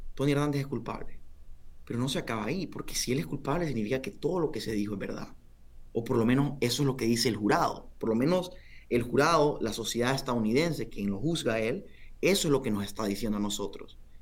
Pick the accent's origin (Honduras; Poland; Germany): Honduras; somos hondureños